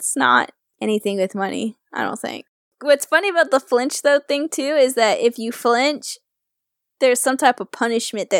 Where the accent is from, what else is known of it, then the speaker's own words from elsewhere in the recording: Georgia, United States; It's in Georgia. It's like, but it's near my hometown.